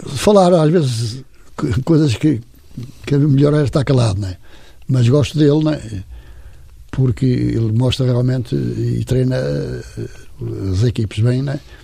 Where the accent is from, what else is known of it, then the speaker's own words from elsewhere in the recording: Matosinhos, Porto District, Portugal; also born or lived in Infesta; sou de Matozinhos